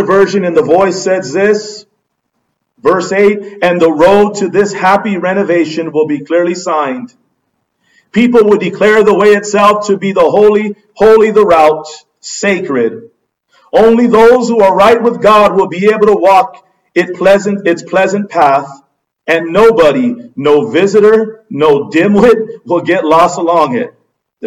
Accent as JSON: {"language": "English", "region": "Southern California", "country": "United States", "said": "we're from Southern California"}